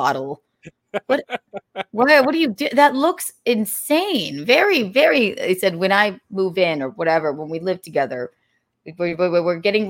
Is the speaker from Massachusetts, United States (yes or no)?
no; South Carolina, United States; I grew up in South Carolina